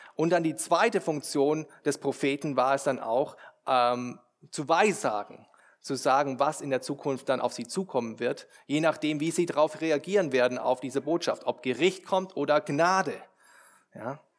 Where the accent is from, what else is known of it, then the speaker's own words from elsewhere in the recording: Germany; wir als Deutsche